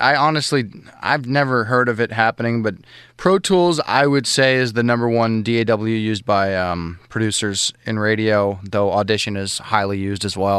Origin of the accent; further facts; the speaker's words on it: Los Angeles, California, United States; I grew up in L.A.